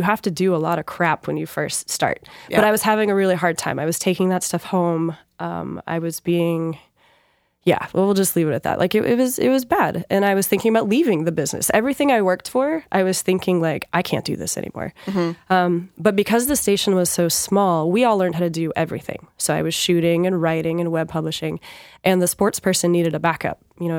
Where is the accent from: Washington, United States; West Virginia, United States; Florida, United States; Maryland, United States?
Washington, United States; born there; also born or lived in Georgia / New York; So I was born in Washington State. We went to Georgia. Then we lived in upstate New York. My dad was part of the first Gulf War. So I remember he was deployed. Then we went back to Georgia, then back to Washington.